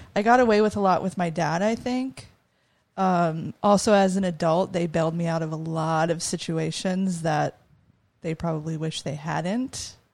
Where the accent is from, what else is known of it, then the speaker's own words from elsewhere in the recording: Prescott, Arizona, United States; also born or lived in Phoenix, Arizona / Oregon; most of my life I grew up in Prescott.